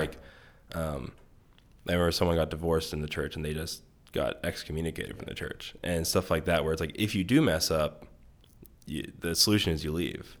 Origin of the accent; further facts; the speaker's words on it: Bittinger, Maryland, United States; I grew up in Western Maryland. Um, it's called Garrett County